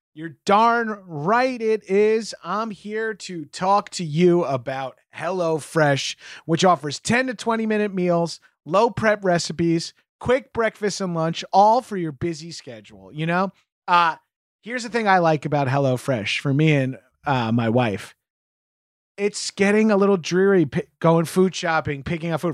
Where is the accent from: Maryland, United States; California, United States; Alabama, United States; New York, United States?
New York, United States; As a New Yorker